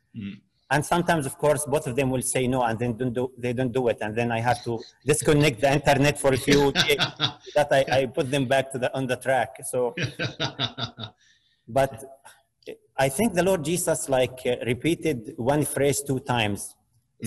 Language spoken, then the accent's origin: English; Jordan; now in Canada; I am from Jordan